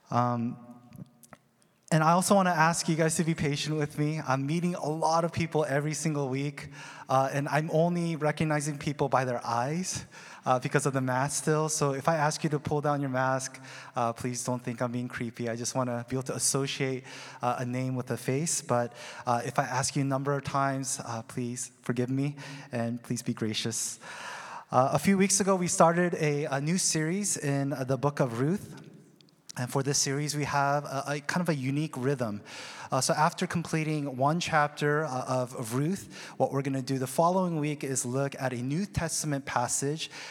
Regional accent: Seattle, Washington, United States; Uh, now, me, on the other hand, I was um, from Seattle. I came freshly from Seattle, uh, grungy, unkept seminary student.

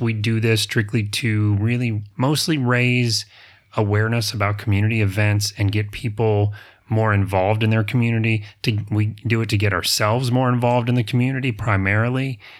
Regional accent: the South, United States; I'm from the South

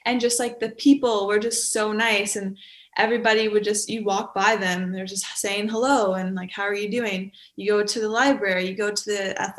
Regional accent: Sault Ste. Marie, Ontario, Canada; moved away as an adult; now in North Bay, Canada; I'm from Sault Ste. Marie. It's like a small town.

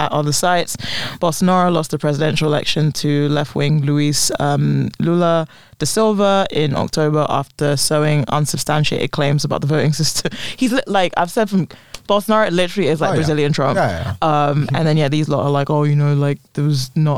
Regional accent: London, United Kingdom; I was like, London

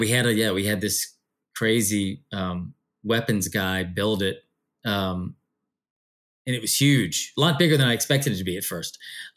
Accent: United States; this mythology that was a bit foreign to me being an American

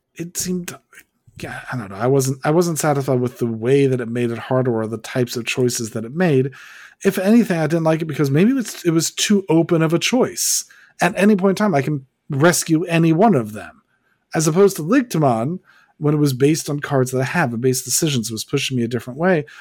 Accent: United States; I'm an American

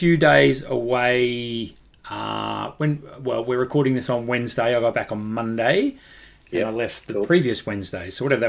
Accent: Ocean Grove, Victoria, Australia; my hometown of Ocean Grove, where I'm recording this from

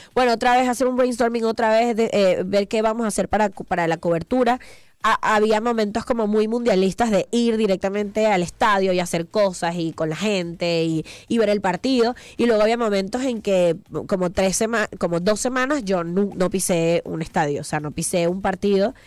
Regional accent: Venezuela; moved away as an adult; now in Mexico; yo voy a mi patria y así veo a mis papás

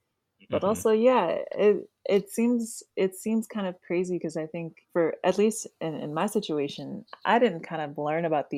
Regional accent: Savannah, Georgia, United States; in this culture in the Deep South. Because like I'm from Savannah, Georgia, which is not too deep relative to like Mississippi

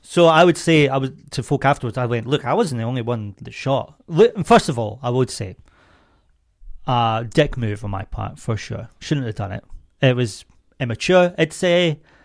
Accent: Scotland, United Kingdom

